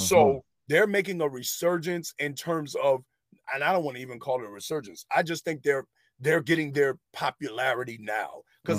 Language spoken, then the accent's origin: English; New York, United States; I'm from New York, man.